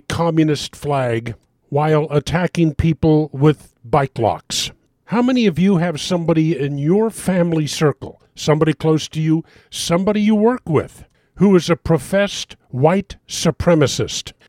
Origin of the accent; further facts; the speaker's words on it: Texas, United States; I'm from Texas